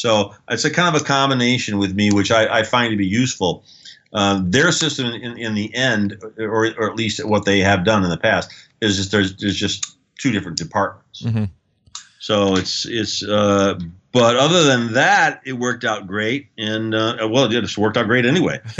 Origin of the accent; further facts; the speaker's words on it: United States; I come from the United States